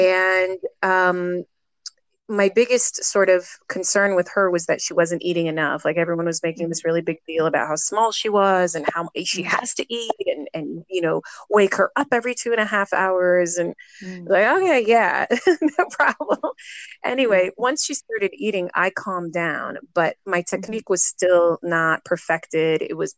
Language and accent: English; Jerusalem, Jerusalem District, Israel; I'm from Jerusalem. I'm 40 years old and I've been a mom for 10 years.